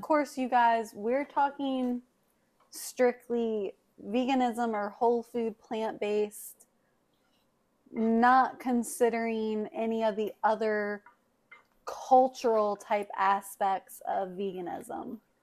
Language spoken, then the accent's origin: English; the South, United States; we are from the South. Mom grew up on a farm we've been raised around farms